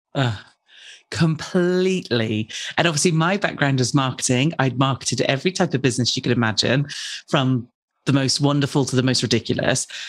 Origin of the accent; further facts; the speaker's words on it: United Kingdom; I'm British